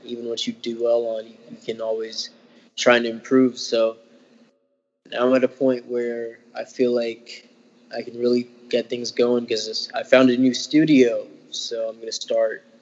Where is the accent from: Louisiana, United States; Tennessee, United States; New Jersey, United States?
Tennessee, United States; Memphis; moved away as an adult; now in Madison, United States; I'm from Memphis. That's pretty much where I grew up